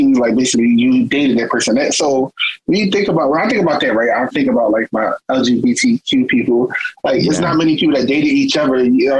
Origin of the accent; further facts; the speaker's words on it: Philadelphia, Pennsylvania, United States; it was in my hometown, was Philadelphia.